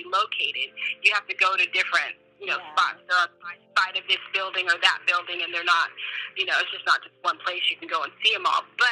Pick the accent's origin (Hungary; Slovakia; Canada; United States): United States; Los Angeles, California; now in Northern California, United States; that's my hometown, Pacoima, you know, that's where I was born